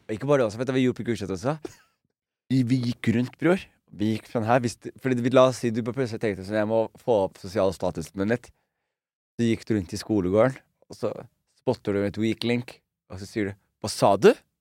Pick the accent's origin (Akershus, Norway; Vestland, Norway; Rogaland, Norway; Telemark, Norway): Telemark, Norway; Skien; moved away; also born or lived in Oslo; vi vokste opp som utlendinger i Skien